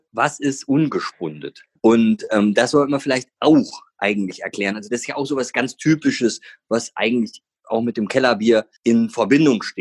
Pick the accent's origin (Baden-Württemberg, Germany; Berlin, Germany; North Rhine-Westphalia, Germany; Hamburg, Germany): North Rhine-Westphalia, Germany; weißt ja, ich komme aus dem Ruhrgebiet, ne?